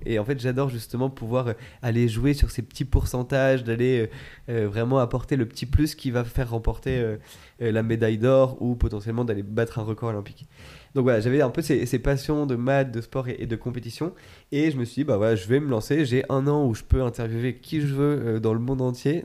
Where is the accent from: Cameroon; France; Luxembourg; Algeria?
France; Chamonix, Auvergne-Rhône-Alpes; moved away; je viens de, de Chamonix à la base